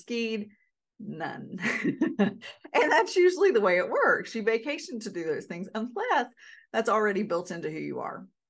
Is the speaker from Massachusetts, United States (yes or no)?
no; North Carolina, United States; now in Alaska, United States; I'm born and raised in North Carolina